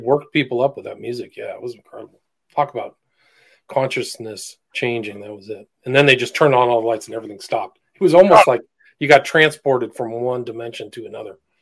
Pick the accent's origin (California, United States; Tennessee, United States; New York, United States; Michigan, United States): California, United States; San Francisco; moved away; I grew up partially in San Francisco in the '80s